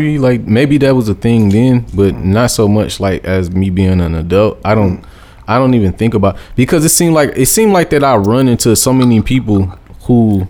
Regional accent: Detroit, Michigan, United States; I'm from the East Side, but honestly, man, like, I done lived East and West for like years. Like, I'm from Detroit.

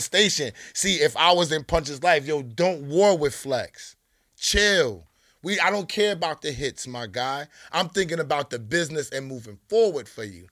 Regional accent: New York City, New York, United States; I'm from Queens, okay? I'm the most Queens nigga on this YouTube

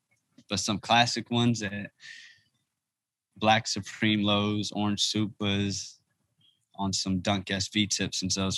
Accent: United States; also born or lived in Harlem, New York / Prince George's County, Maryland / Ethiopia; growing up in Harlem and DC and the DMV area, PG County

